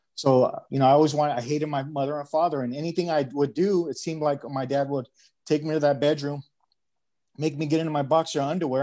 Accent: Los Angeles, California, United States; now in Arizona, United States; I grew up in San Pedro

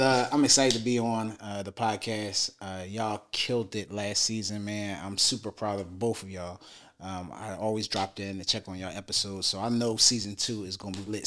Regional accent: Philadelphia, Pennsylvania, United States; also born or lived in New Jersey; now in Dallas, United States; I'm from West Philadelphia, born and raised

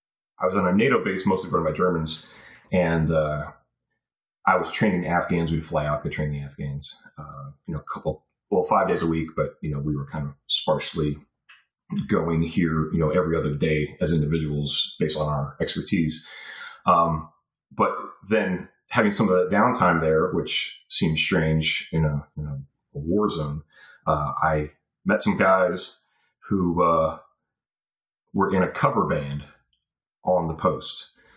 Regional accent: North Carolina, United States; born there; And I'm like, conveniently, I was born in North Carolina, yet we do not sound the same.

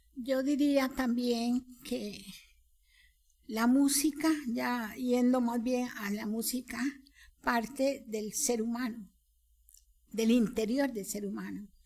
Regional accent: Costa Rica; como costarricenses, criollos

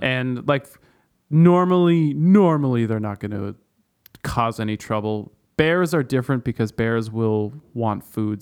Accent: Canada; where I grew up in Canada, we had, like, mountain lions and cougars

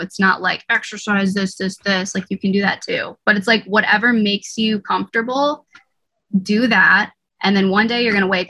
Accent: Northeast, United States; I'd probably just stay here because I'm from the Northeast.

